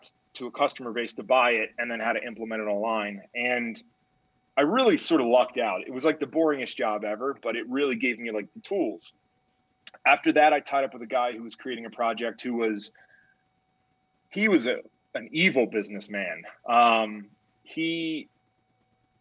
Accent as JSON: {"language": "English", "region": "Pennsylvania", "country": "United States", "tie": "born or raised there", "said": "So I grew up in Pennsylvania"}